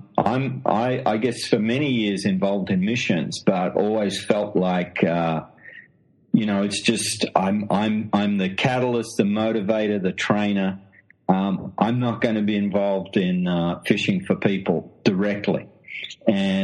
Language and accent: English; Australia; accent: Australian; moved away as an adult; now in London, United Kingdom; as you can tell from the accent, I'm an Australian